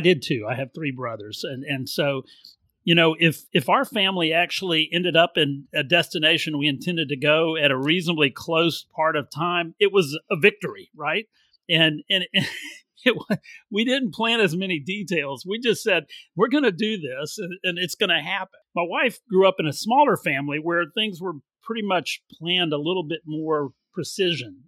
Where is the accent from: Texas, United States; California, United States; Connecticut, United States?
Texas, United States; also born or lived in Louisiana; I grew up mostly in Texas, but I'm from Louisiana